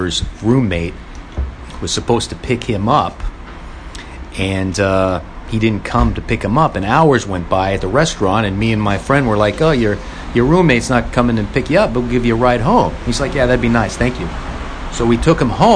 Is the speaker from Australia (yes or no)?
no; Los Angeles, California, United States; Growing up in Van Nuys, California